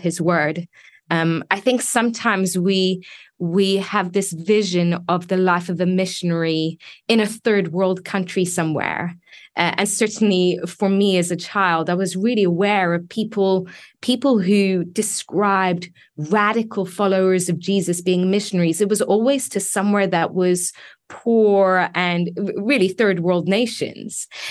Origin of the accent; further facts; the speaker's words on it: England, United Kingdom; moved away as an adult; also born or lived in Iran; now in United States; I was born in Iran, grew up in England